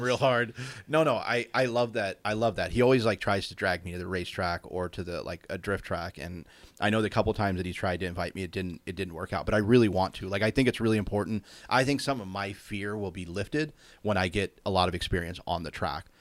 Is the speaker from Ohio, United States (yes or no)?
yes; Cincinnati, Ohio, United States; now in California, United States; growing up in Cincinnati